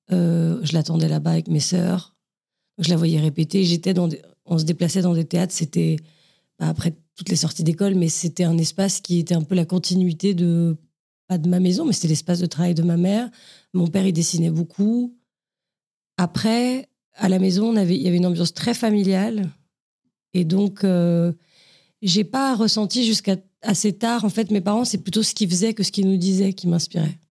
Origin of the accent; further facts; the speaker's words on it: Saint-Cloud, Île-de-France, France; also born or lived in Paris; j'étais dans le quatre-vingt-douze à peu près toute mon enfance, à Saint-Cloud, quand j'étais toute petite, et après au Pont-de-Sèvres